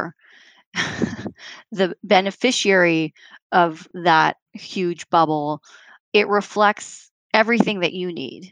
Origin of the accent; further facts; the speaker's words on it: Canada; now in New York, United States; I'm a Canadian, but I live in New York